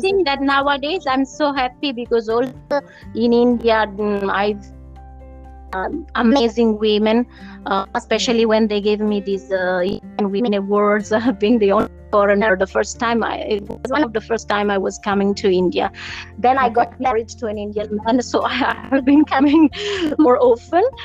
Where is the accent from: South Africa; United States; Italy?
Italy; I'm from Italy